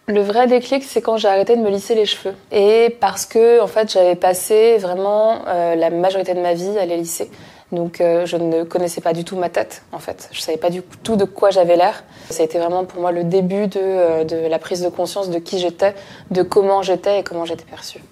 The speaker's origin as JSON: {"language": "French", "town": "Paris", "region": "Île-de-France", "country": "France", "tie": "born or raised there", "said": "je suis née à Paris, j'ai toujours vécu à Paris"}